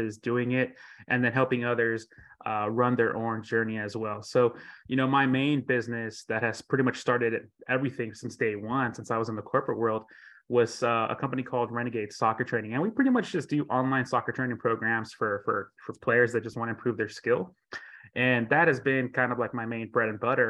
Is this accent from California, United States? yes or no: no; Florida, United States; I'm from Florida